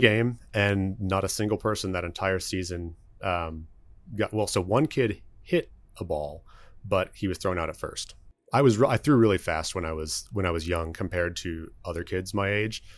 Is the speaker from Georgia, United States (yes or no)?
no; Dallas, Texas, United States; also born or lived in Lubbock; I am from Dallas. Actually, been here all but one year of my life